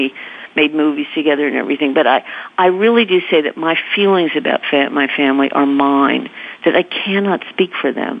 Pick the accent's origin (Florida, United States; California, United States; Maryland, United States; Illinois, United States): California, United States; moved away as an adult; now in New York, United States; we were raised in California